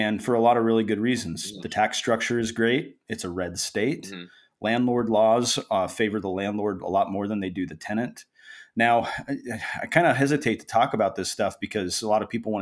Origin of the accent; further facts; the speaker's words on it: Springfield, Missouri, United States; now in Oregon, United States; I was raised in Southwest Missouri, specifically Springfield.